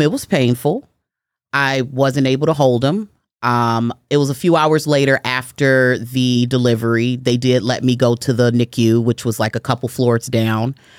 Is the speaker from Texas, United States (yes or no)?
no; Chicago, Illinois, United States; I am born and raised in Chicago, Illinois. I'm raised on the west side of Chicago